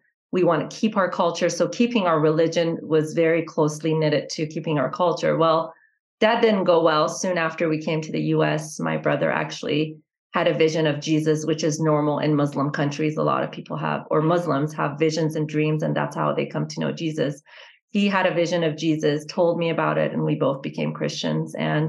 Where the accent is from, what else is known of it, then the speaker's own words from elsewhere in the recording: Boise, Idaho, United States; also born or lived in Iran / California; coming to Boise where there was really no diversity. And so I grew up in Boise.